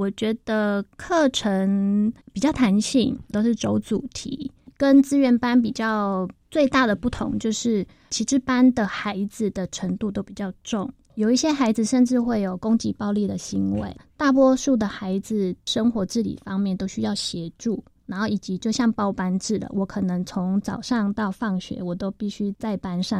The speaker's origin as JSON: {"language": "Chinese", "region": "Kaohsiung", "country": "Taiwan", "also_born_or_lived": "Taipei", "moved": "as an adult", "lives_now": "Taichung, Taiwan", "said": "我是高雄人"}